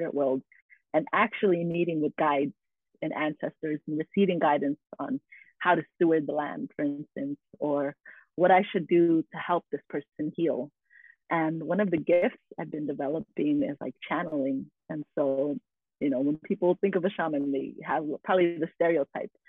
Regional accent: Carson, California, United States; I was born in Carson, California. And so I'm in the diaspora of the Filipinx folks

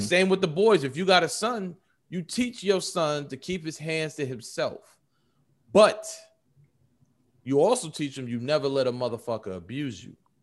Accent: New York, United States; I'm from New York

